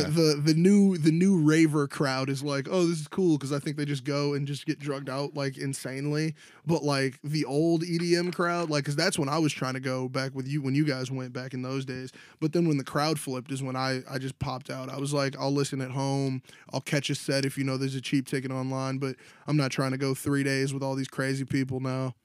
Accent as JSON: {"language": "English", "town": "Chicago", "region": "Illinois", "country": "United States", "said": "we're from Chicago"}